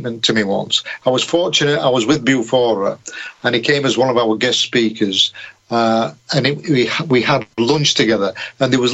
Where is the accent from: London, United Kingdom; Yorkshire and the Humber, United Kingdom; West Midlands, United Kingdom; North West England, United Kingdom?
Yorkshire and the Humber, United Kingdom; being a Yorkshireman